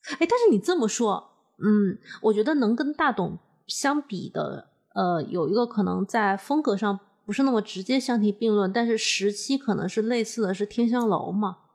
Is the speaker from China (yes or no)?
yes; Hunan, China; accent: Hunan plastic Mandarin; 我们湖南人